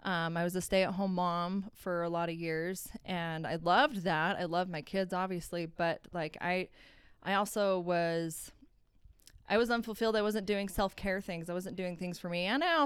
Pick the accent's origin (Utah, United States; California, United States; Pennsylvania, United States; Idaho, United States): Utah, United States; Cottonwood Heights; also born or lived in Oklahoma / Missouri; I'm from Utah. I grew up in Cottonwood Heights mostly.